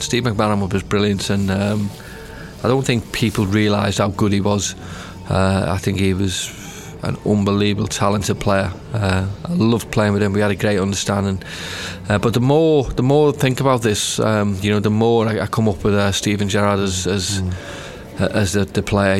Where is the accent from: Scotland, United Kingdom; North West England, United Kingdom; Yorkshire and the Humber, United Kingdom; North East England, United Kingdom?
North West England, United Kingdom; Liverpool; I grew up in Liverpool